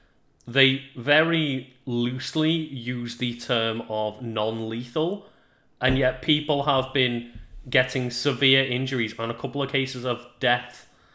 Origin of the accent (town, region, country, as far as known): United Kingdom